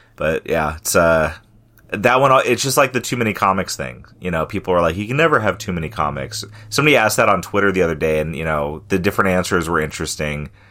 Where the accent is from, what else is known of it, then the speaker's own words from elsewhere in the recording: California, United States; moved away; growing up in California